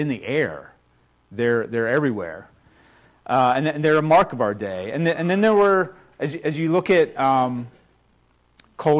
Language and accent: English; United States; I've only been out of the country one time, so I've spent my entire life here in the U.S.